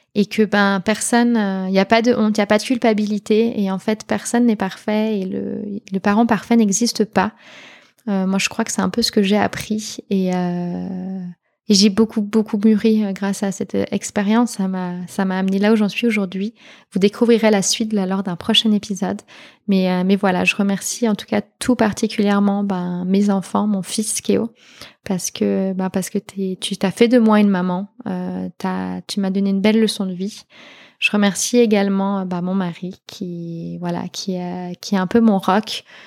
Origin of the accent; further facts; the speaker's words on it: Switzerland; en tant que Suisse